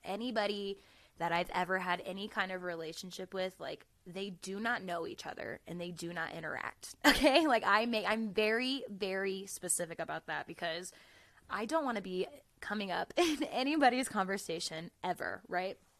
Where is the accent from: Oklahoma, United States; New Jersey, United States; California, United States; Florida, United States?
Florida, United States; moved away as an adult; now in Colorado, United States; I'm from Florida